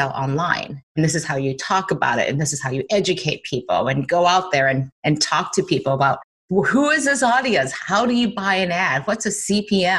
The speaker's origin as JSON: {"language": "English", "town": "Detroit", "region": "Michigan", "country": "United States", "tie": "born or raised there", "said": "I grew up in Detroit"}